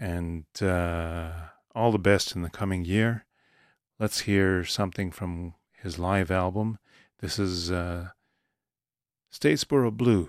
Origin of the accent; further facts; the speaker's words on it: Toronto, Ontario, Canada; I was born in Toronto.